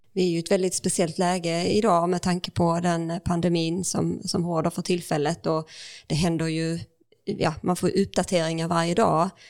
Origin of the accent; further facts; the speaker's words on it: Ängelholm, Skåne, Sweden; när jag växte upp eh, i Ängelholm